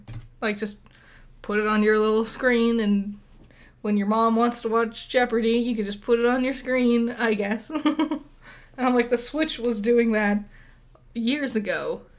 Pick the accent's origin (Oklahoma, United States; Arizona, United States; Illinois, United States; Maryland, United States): Arizona, United States; I've always only been here.